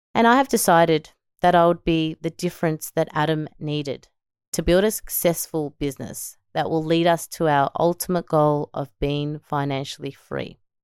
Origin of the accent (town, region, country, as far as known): Melbourne, Victoria, Australia; born or raised there; also born or lived in El Salvador